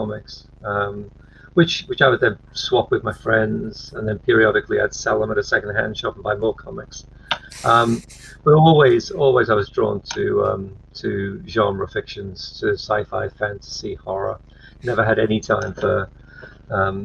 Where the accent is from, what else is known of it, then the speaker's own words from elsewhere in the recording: Liverpool, North West England, United Kingdom; I was born in Liverpool, which is a big port city and a big manufacturing city in the UK